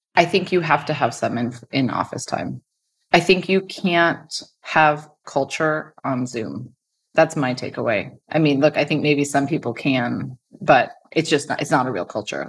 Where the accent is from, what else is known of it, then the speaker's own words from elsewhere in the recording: Stanford, California, United States; I grew up on Stanford campus